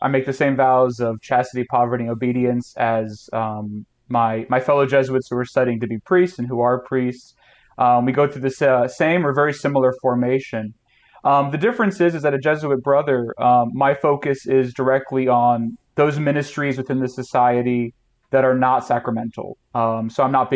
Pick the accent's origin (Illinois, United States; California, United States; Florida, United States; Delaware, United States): Florida, United States; moved away; I grew up in Florida